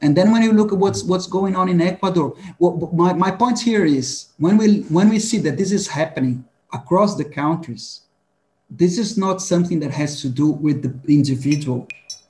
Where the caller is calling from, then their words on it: São Paulo, Brazil; I'm in São Paulo, Brazil.